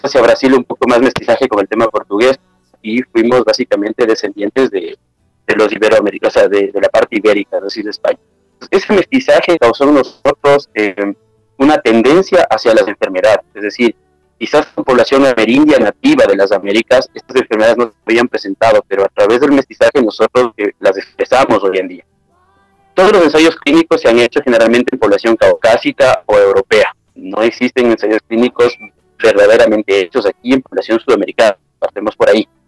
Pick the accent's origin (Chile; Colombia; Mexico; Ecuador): Ecuador; also born or lived in Ambato / Quito; en mi país, en Ecuador